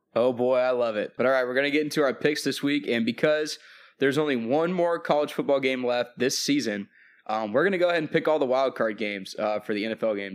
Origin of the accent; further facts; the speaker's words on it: Nashville, Tennessee, United States; my hometown, uh, the Tennessee Titans, uh, in Nashville